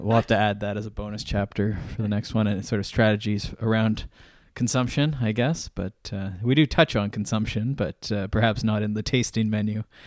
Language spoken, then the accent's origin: English; Canada; I started as a Canadian